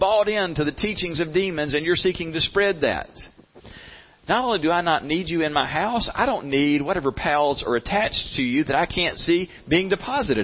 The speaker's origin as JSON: {"language": "English", "region": "the South", "country": "United States", "said": "We're from the South."}